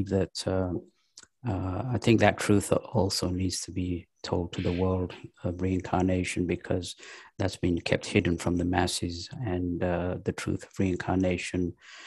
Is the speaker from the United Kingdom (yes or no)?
yes; England, United Kingdom; also born or lived in Pakistan; now in United States; I was born in Pakistan, raised in England, now living in the United States.